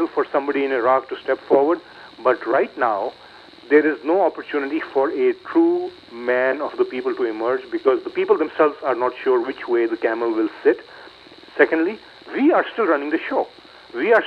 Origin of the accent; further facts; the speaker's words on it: Pakistan; now in United States; I am a Pakistani-born Muslim and now an American citizen for many years